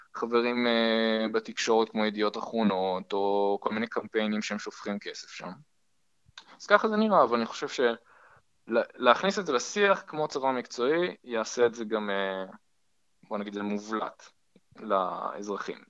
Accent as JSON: {"language": "Hebrew", "town": "Haifa", "region": "Haifa District", "country": "Israel", "moved": "yes", "said": "וכחיפאי במקור אני גם מכיר את הפוליטיקה המקומית"}